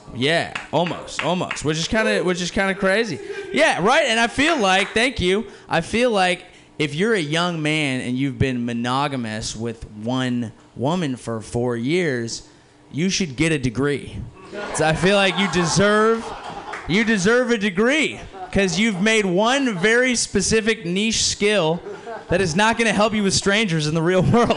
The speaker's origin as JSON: {"language": "English", "town": "San Jose", "region": "California", "country": "United States", "tie": "born or raised there", "said": "I grew up near San Jose"}